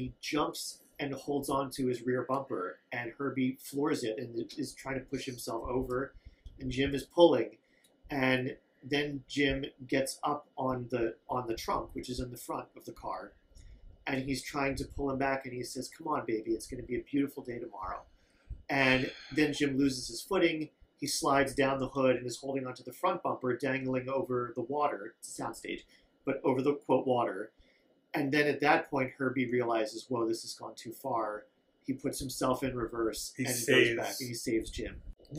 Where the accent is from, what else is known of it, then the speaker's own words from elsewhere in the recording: United Kingdom; But of course, as a man, you don't talk about those things, particularly as a British man.